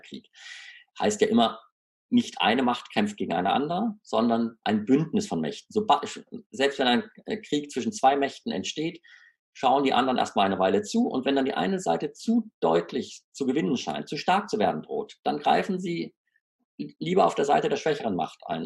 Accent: Freiburg, Baden-Württemberg, Germany; meiner Heimatstadt Freiburg

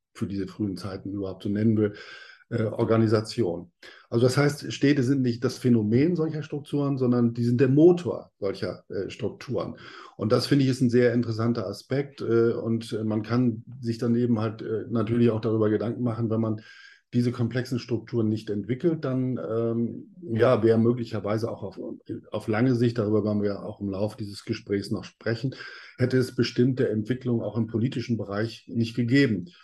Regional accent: Northern Germany, Germany; Ich bin aus Norddeutschland

